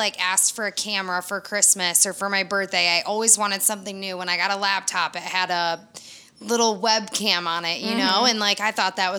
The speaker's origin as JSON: {"language": "English", "region": "Michigan", "country": "United States", "tie": "born or raised there", "moved": "as an adult", "lives_now": "Florida, United States", "said": "born and raised in Michigan"}